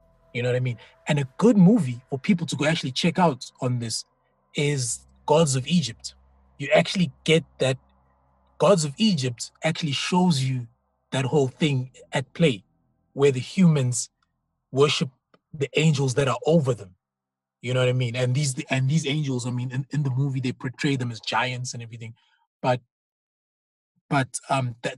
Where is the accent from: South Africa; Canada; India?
South Africa; first language Zulu; English is a second language; I come from Zulu speaking background.